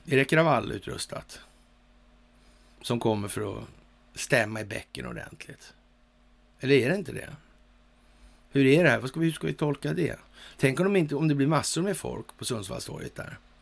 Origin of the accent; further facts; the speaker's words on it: Sweden; som svensk